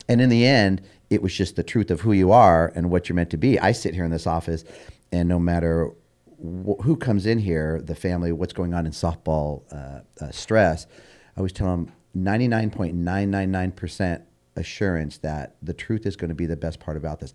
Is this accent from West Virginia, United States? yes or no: no; Bellflower, California, United States; growing up in Bellflower